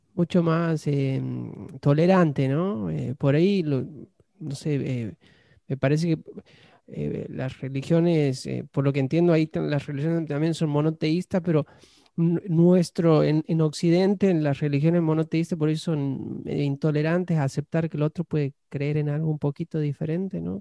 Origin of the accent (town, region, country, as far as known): Argentina; now in United States